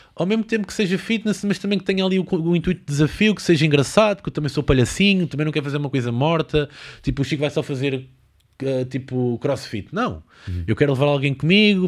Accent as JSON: {"language": "Portuguese", "region": "Lisbon", "country": "Portugal", "tie": "born or raised there"}